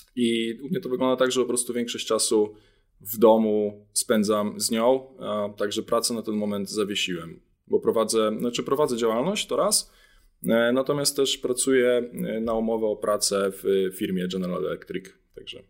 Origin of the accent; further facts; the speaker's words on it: Jarosław, Subcarpathian Voivodeship, Poland; moved away as an adult; also born or lived in Kraków; oryginalnie pochodzę z Jarosławia, z Podkarpacia